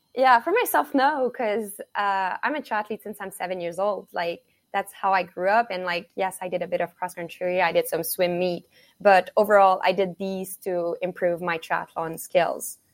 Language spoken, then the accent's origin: English; Montreal, Quebec, Canada; moved away; I'm from Montreal, Canada